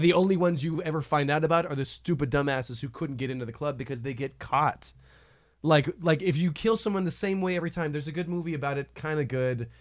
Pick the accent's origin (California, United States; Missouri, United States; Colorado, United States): Colorado, United States; growing up in Colorado